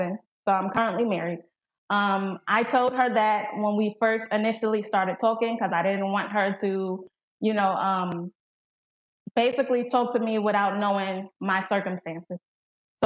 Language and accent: English; North Carolina, United States; I'm from North Carolina